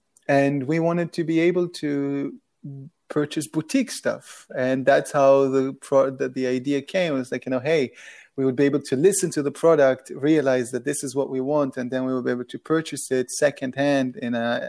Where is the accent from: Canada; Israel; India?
Israel; when we grew up in Israel, and it's a tiny country